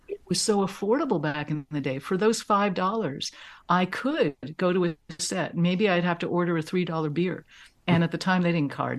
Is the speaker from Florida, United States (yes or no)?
no; New York City, New York, United States; I grew up in Manhattan in an apartment